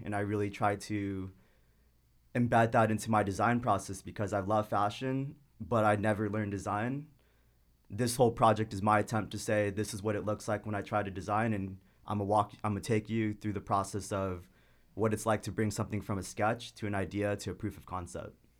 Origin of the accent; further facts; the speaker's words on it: Irvine, California, United States; I grew up in the suburbs in Irvine. So, honestly, the first, basically, twenty-two years of my life were in Irvine